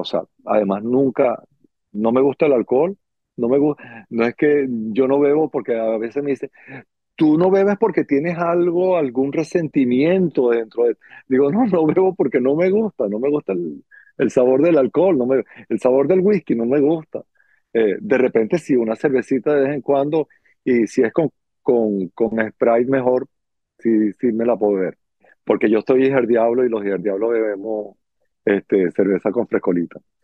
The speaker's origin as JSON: {"language": "Spanish", "town": "Caracas", "region": "Capital District", "country": "Venezuela", "moved": "as an adult", "lives_now": "Miami, United States", "said": "yo soy de Caracas, Venezuela"}